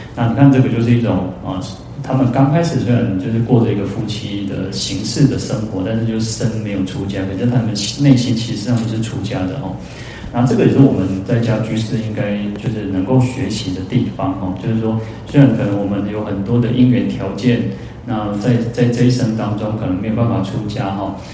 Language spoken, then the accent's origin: Chinese; Taiwan; 我们，呃，台湾人